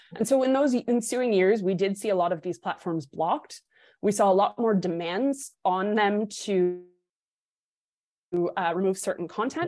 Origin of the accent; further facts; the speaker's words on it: New Hampshire, United States; my home state of New Hampshire